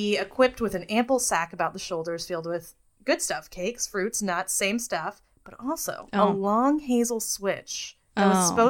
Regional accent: United States; we are American

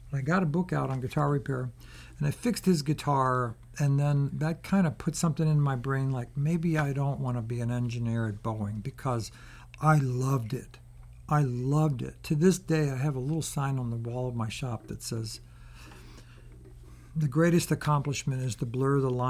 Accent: Baltimore, Maryland, United States; moved away as an adult; also born or lived in San Francisco; I grew up in Baltimore.

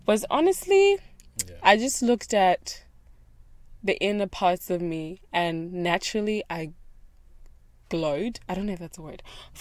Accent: South Africa; now in Australia; I grew up in South Africa

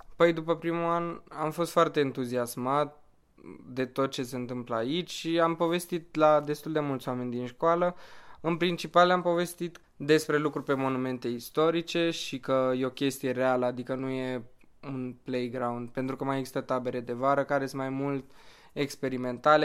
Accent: Bucharest, Romania; sunt din București, am 23 de ani și vin de 4 ani

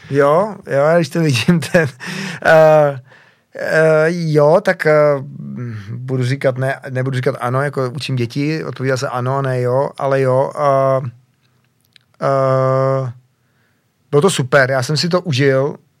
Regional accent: Czechia; jsem hrdý Čech

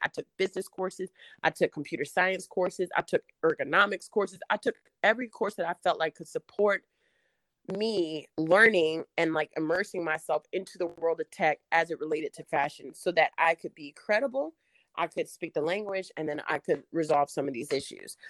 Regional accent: Durham, North Carolina, United States; I'm from Durham, uh, which was like one of the original Black Wall Streets. So I grew up in a very like wonderful place

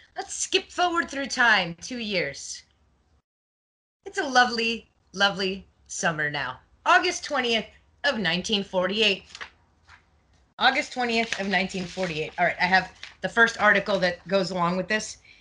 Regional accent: Montreal, Quebec, Canada; moved away as an adult; now in South Florida, United States; I was born in Montreal, but I moved down to South Florida when I got married.

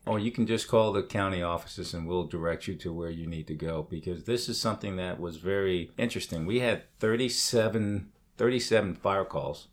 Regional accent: England, United Kingdom; moved away; Growing up in England

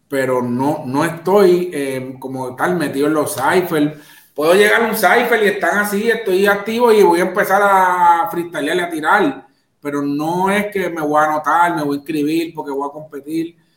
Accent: Carolina, Puerto Rico; reggaetonero porque soy de Carolina.

